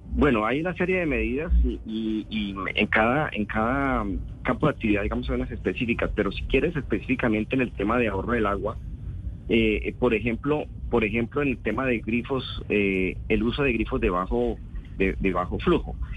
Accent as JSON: {"language": "Spanish", "country": "Colombia"}